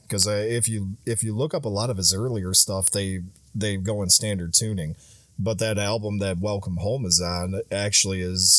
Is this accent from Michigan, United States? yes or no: yes; Michigan, United States; also born or lived in Louisiana; I'm like, no, I spent a few years in Louisiana and I kind of had to adopt the accent. I'm actually from Michigan.